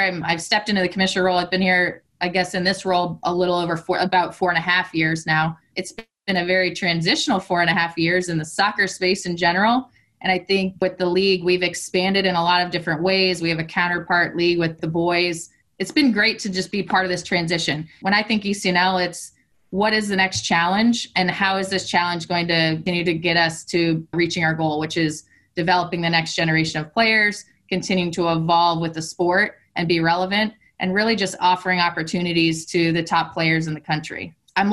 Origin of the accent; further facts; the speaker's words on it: Northern Virginia, United States; now in Richmond, United States; I grew up in Northern Virginia